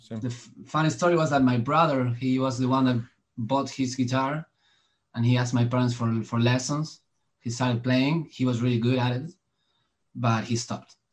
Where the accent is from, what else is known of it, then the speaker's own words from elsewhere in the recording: Argentina; I was I was born in in Argentina